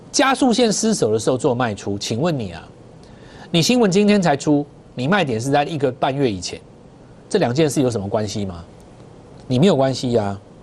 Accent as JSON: {"language": "Chinese", "country": "Taiwan", "said": "还是我们台湾人先知道"}